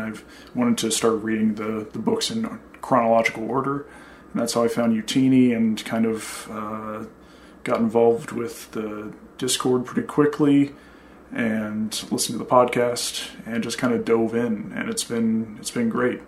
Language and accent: English; Kansas, United States; also born or lived in Boston area, Massachusetts; now in Boston, United States; I'm originally from Kansas. Uh, now I live in the greater Boston area